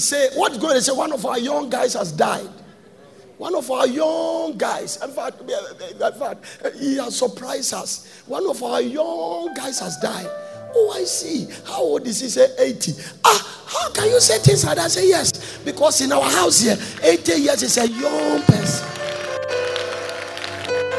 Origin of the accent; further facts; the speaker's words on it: Ghana; moved away; I'm from Ghana.